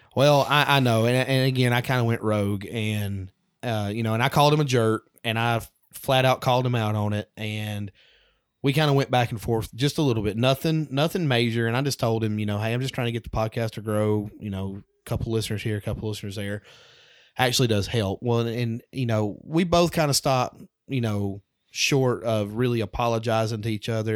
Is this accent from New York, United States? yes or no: no; Alabama, United States; I'm a redneck from Alabama